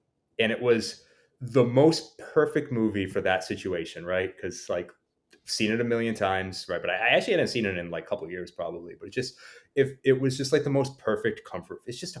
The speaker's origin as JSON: {"language": "English", "town": "Providence", "region": "Rhode Island", "country": "United States", "tie": "born or raised there", "moved": "as an adult", "lives_now": "Los Angeles, United States", "said": "I'm from Providence."}